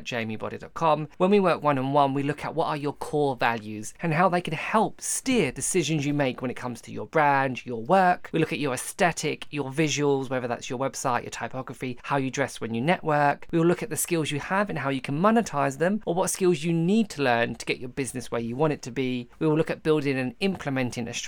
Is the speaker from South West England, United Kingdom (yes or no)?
no; Essex, East of England, United Kingdom; I'm originally from Essex